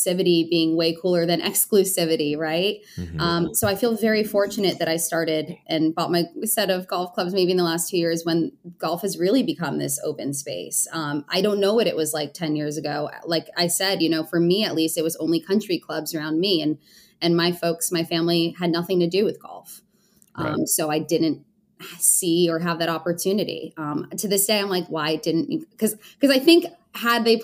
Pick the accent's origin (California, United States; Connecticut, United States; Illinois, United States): Connecticut, United States; moved away as an adult; also born or lived in Newtown, Connecticut; now in Los Angeles, United States; I grew up in Connecticut